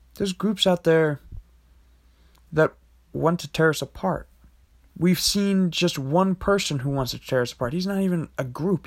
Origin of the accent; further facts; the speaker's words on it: United States; as an American